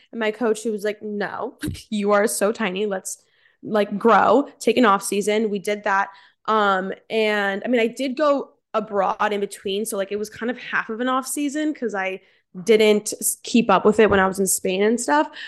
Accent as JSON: {"language": "English", "region": "New Jersey", "country": "United States", "tie": "born or raised there", "said": "I'm from Central Jersey, born and raised"}